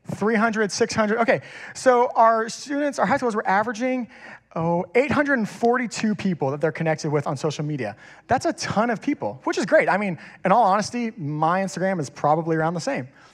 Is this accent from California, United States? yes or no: no; Kingwood, Texas, United States; I grew up in Kingwood. I've been here my whole life